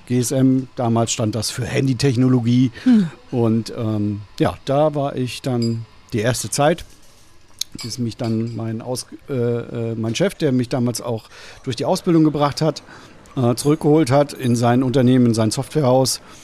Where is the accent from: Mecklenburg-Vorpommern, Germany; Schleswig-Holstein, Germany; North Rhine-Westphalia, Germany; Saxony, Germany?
Mecklenburg-Vorpommern, Germany; Rostock; moved away as an adult; now in St. Peter-Ording, Germany; ich komme ursprünglich aus der schönen Hansestadt Rostock